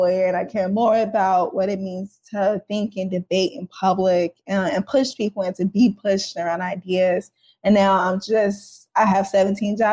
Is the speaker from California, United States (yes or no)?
no; St. Louis, Missouri, United States; I am from St. Louis, Missouri, South Side, near downtown.